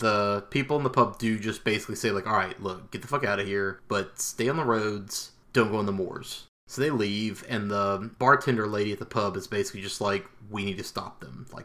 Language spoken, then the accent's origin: English; the South, United States; growing up in the South